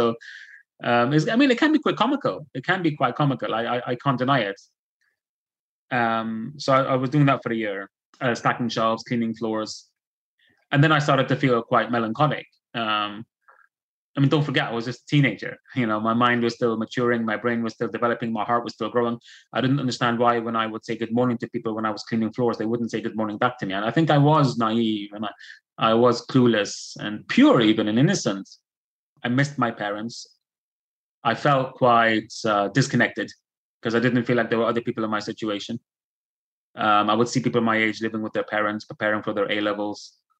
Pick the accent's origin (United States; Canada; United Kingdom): United Kingdom; Belfast, Northern Ireland; born there; even though I'm a British citizen by virtue of being born in Belfast, I was never treated as British.